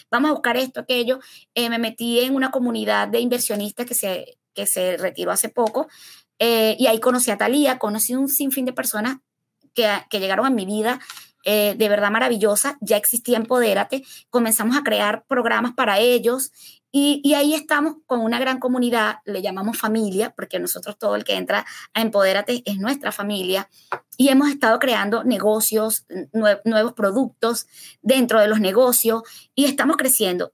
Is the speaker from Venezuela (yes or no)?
yes; Venezuela; moved away as an adult; now in United States